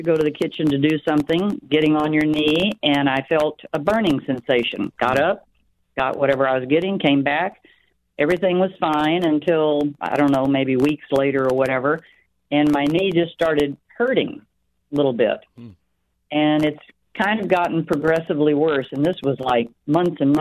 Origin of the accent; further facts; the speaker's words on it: South Texas, United States; I grew up in Texas, South Texas